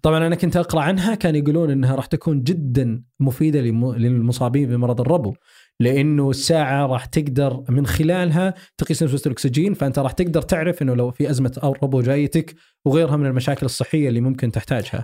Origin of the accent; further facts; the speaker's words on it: Saudi Arabia; عندنا في السعودية